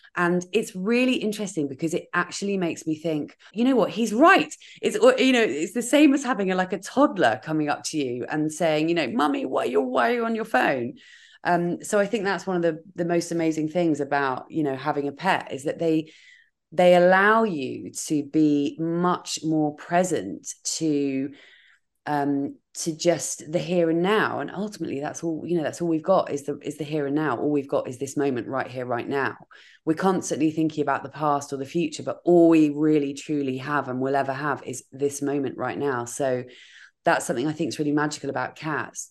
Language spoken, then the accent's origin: English; Dorset, South West England, United Kingdom; moved away as an adult; now in London, United Kingdom; I moved to London because I grew up in Dorset